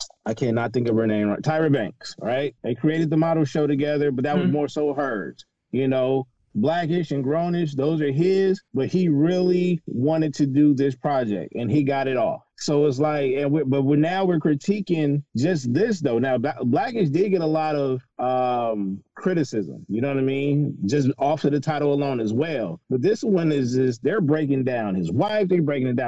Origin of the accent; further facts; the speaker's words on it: West Coast, United States; I grew up on the West Coast